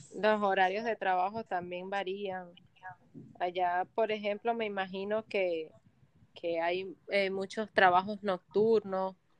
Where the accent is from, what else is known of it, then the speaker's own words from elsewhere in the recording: Venezuela; moved away as an adult; now in Punta Cana, Dominican Republic; nosotros somos dos chicas venezolanas que decidimos emigrar hace un tiempo